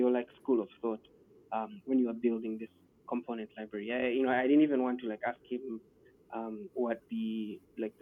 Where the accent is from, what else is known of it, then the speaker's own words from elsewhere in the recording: Nigeria; I'm from Nigeria